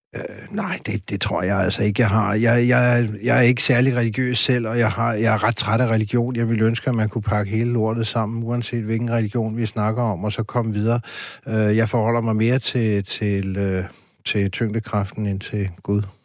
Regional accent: France; now in Denmark; jeg er vokset op i Frankrig

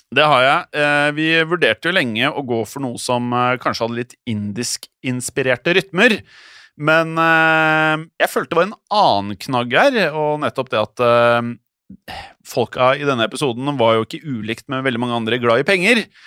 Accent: Norway; her hjemme i Norge

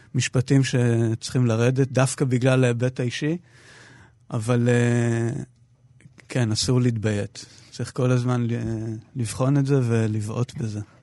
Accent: Ma'oz Haim, Northern District, Israel; moved away as an adult; הסביבה הטבעית שלי זה קיבוץ מעוז חיים בעמק בית שאן

